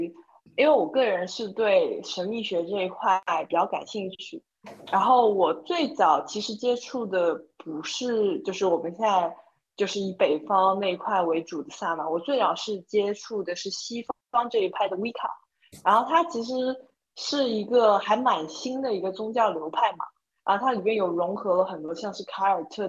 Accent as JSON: {"language": "Chinese", "country": "Taiwan", "moved": "yes", "said": "我小时候在台湾"}